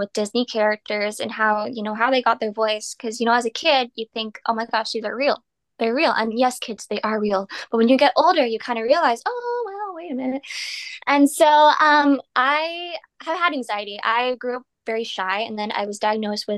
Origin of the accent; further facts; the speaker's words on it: Canada; I'm Canadian